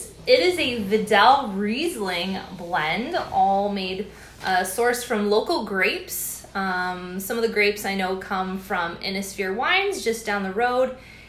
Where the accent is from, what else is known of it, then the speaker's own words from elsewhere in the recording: Norfolk County, Ontario, Canada; I'm also a Norfolk County girl as well, born and raised here on a former tobacco farm between Simcoe and Delhi, out near Nixon